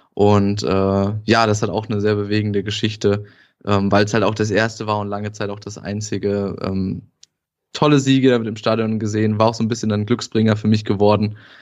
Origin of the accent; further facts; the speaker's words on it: Northern Thuringia, Germany; bei uns in Nordthüringen